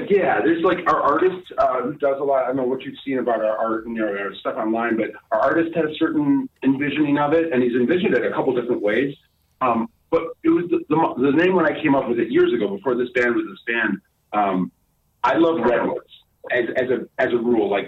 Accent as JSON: {"language": "English", "town": "Chicago", "region": "Illinois", "country": "United States", "tie": "born or raised there", "moved": "as an adult", "lives_now": "San Diego, United States", "said": "So for all three of us, we came from Chicago. We're all we're all basically born and raised in Chicago, and we grew up together actually in the music scene there."}